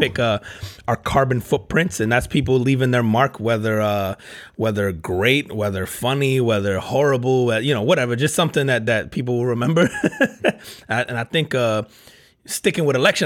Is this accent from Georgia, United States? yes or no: no; New Jersey, United States; I grew up, I grew up in Jersey